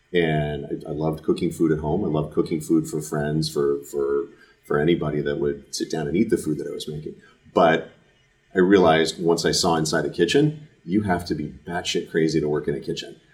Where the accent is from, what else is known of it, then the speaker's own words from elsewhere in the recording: Fremont, California, United States; I grew up in Fremont, uh, it's the south part of the bay, south part of the East Bay